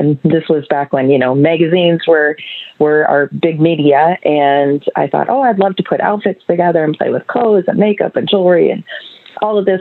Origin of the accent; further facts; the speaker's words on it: Seattle, Washington, United States; I was born and raised in Seattle, Washington, and pretty much lived in Washington my whole life.